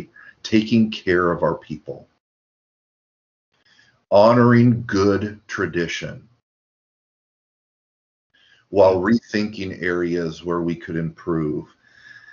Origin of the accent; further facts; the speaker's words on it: Lincoln, Nebraska, United States; now in Davis, United States; as a kid growing up in Lincoln, Nebraska